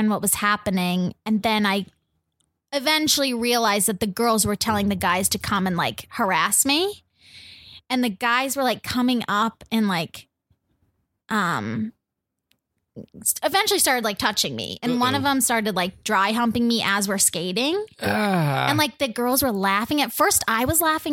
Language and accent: English; Arizona, United States; moved away; until I left Arizona